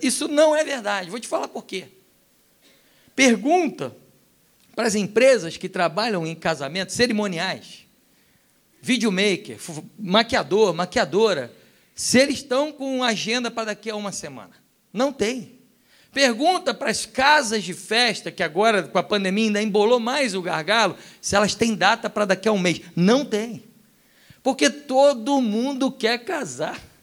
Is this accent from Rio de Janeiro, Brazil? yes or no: yes; Rio de Janeiro, Brazil; also born or lived in Europe; como um bom carioca